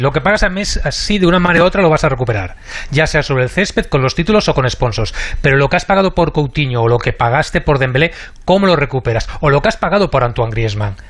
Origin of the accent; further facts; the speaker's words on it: Catalonia, Spain; somos catalanes